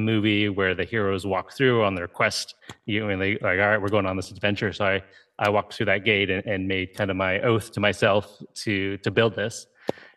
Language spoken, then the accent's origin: English; Ohio, United States; I grew up in Ohio.